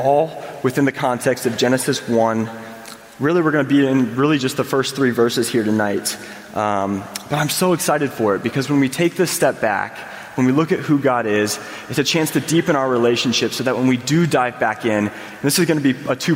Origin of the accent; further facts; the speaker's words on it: Indiana, United States; I grew up in Indiana